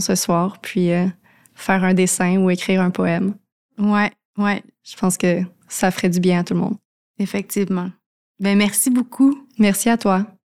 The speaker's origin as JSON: {"language": "French", "area": "Laurentides", "region": "Quebec", "country": "Canada", "tie": "born or raised there", "also_born_or_lived": "Montreal", "moved": "as an adult", "said": "j'ai grandi dans les Laurentides, j'étais toujours en nature"}